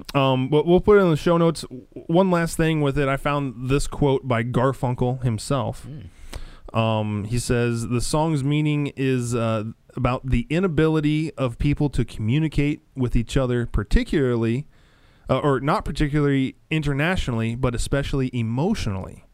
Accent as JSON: {"language": "English", "region": "Nebraska", "country": "United States", "tie": "born or raised there", "said": "being a, a Christian growing up in Nebraska, like I was"}